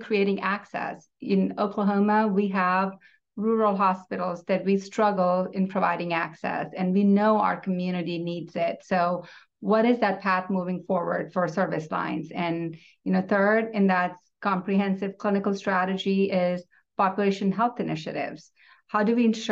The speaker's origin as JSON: {"language": "English", "country": "India", "tie": "born or raised there", "moved": "as an adult", "lives_now": "Tulsa, United States", "said": "I'm a first-generation immigrant born and raised in India, and I've been in U.S. for 18 years"}